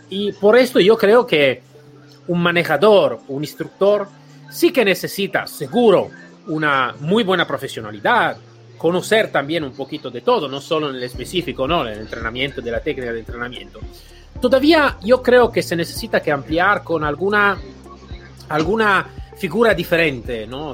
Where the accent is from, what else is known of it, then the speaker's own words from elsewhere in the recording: Italy; Spanish is a second language; somos todos latinos, eh, italiano